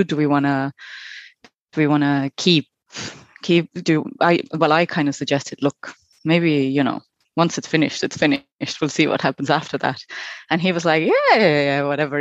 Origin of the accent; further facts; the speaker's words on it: Estonia; moved away as an adult; also born or lived in New Zealand; now in Ireland; I am originally from Estonia. I've been living in Ireland for about 12 years